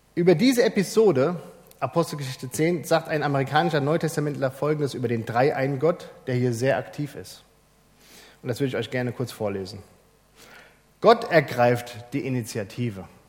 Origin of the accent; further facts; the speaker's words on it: Germany; bei uns in Deutschland